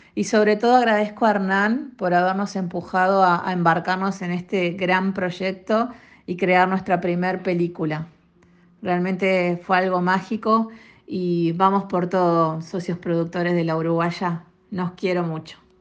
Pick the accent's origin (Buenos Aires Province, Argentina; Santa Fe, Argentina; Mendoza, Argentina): Buenos Aires Province, Argentina; Mar del Plata; soy de Mar del Plata.